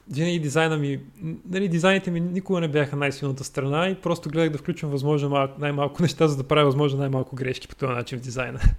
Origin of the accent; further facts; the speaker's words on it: Troyan, Lovech Province, Bulgaria; Аз съм от Торян И по-късно учих... Влезах в паралелка по математика и информатика.